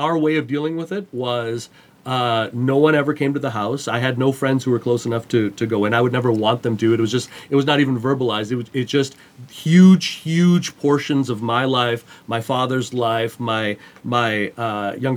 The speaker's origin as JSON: {"language": "English", "town": "Montreal", "region": "Quebec", "country": "Canada", "tie": "born or raised there", "said": "I grew up in Montreal, Canada."}